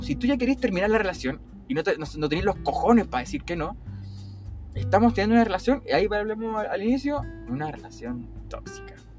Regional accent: Chile; tengo trancas, como cualquier chileno

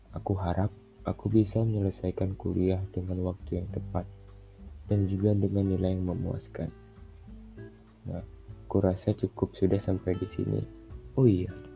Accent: Medan, North Sumatra, Indonesia; aku berasal dari kota Medan

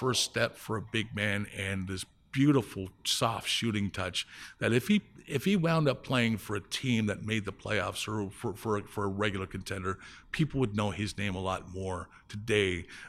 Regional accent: Windsor, Ontario, Canada; also born or lived in Toronto; I was born in Toronto, but I grew up in Windsor, Ontario, across from Motor City. So I'm pretty much, the way, growing up in Windsor is like, you're always focused towards Detroit. So, you know, I was really half American

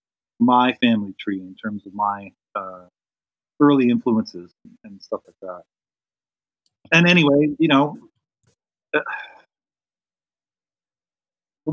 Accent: Dartmouth, Nova Scotia, Canada; also born or lived in Ottawa, Ontario; We moved to Dartmouth, Nova Scotia in 1977 or something

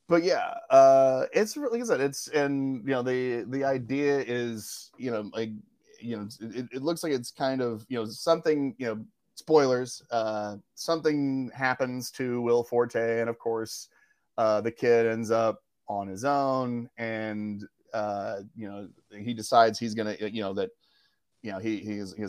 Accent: Oklahoma, United States; moved away; being from Oklahoma

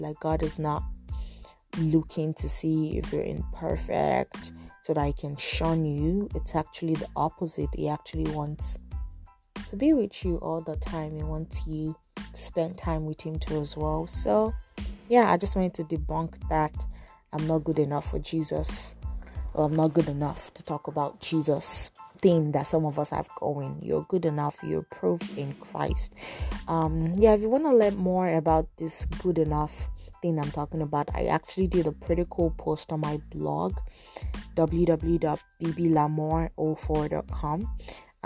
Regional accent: Nigeria; now in Toronto, Canada; I'm a Nigerian blogger and podcaster based in Toronto.

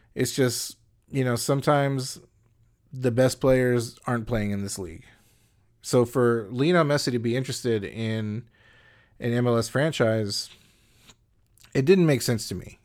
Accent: United States; as an American

